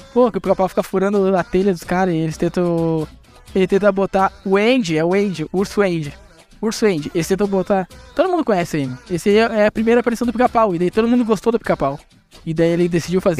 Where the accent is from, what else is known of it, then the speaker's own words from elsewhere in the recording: Rio Grande do Sul, Brazil; Eu sou do Rio Grande do Sul